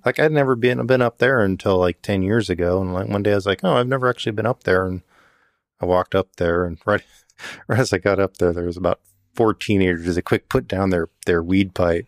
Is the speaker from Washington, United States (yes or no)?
yes; Yakima, Washington, United States; I grew up in Yakima